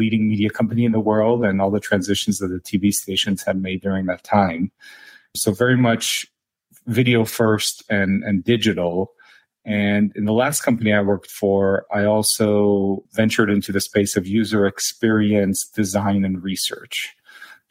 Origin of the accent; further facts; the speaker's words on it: Israel; moved away; also born or lived in Silicon Valley, United States; I spent about half my childhood in Silicon Valley and the other half in Israel. As you can probably tell from my name, I'm originally from Israel.